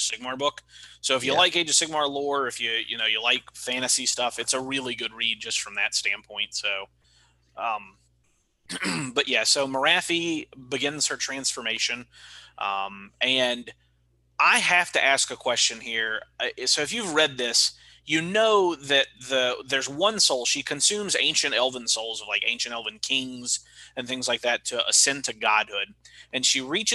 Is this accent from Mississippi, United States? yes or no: yes; Mississippi, United States; a fucking kid out of Mississippi